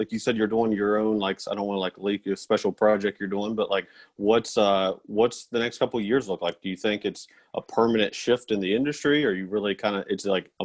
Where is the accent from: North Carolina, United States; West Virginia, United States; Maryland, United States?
West Virginia, United States; Charleston; moved away as an adult; now in Washington, D.C., United States; I'm from Charleston, West Virginia